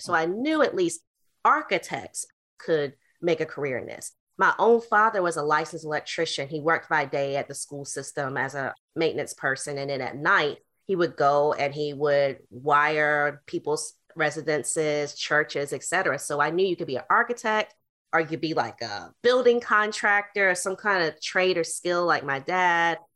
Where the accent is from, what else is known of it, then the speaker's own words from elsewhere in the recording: Greensboro, North Carolina, United States; also born or lived in Kansas City / Baltimore / Washington, D.C.; now in Oxon Hill, Maryland, United States; I'm originally from Greensboro, North Carolina.